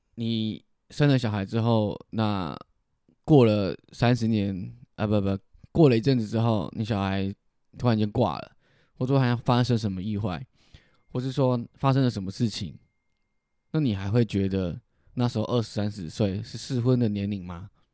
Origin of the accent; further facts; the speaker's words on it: southern Taiwan, Taiwan; 溜了一下台语，哦，证明我是南部人